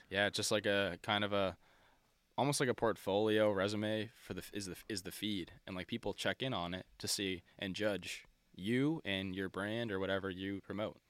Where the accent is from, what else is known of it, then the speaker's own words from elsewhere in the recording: Nova Scotia, Canada; We're from Nova Scotia